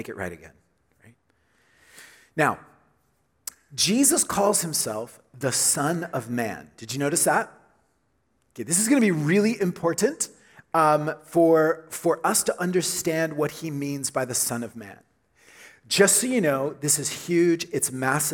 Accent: Oklahoma, United States; growing up in Oklahoma, we had big storms, and lots of tornadoes

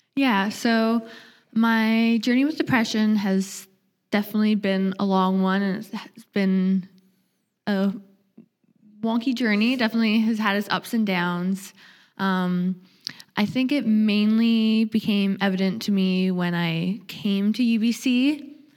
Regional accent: Nanaimo, British Columbia, Canada; moved away as an adult; now in Vancouver, Canada; I'm from Vancouver Island. I grew up in the Nanaimo area.

